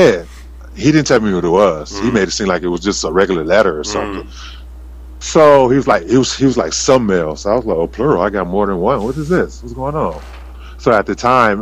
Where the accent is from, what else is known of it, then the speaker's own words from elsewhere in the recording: Los Angeles, California, United States; also born or lived in Riverside, California / Moreno Valley, California; I'm born and raised in Los Angeles, but I was raised mostly in high school years in Riverside, Marina Valley